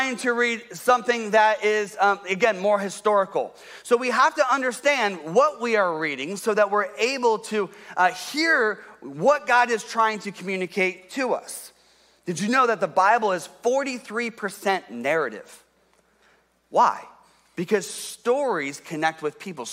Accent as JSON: {"language": "English", "town": "Columbus", "region": "Ohio", "country": "United States", "tie": "born or raised there", "also_born_or_lived": "Detroit, Michigan", "moved": "as an adult", "said": "I grew up in Columbus, Ohio."}